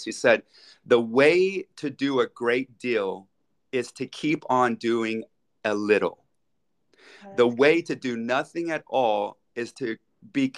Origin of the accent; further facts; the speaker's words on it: United States; moved away as an adult; also born or lived in Dallas, Texas; now in Switzerland; I'm an American, of course, living in Switzerland